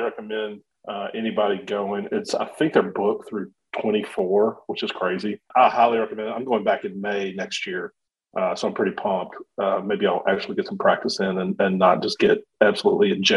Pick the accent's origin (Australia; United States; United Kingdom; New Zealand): United States; Shreveport, Louisiana; I grew up in Shreveport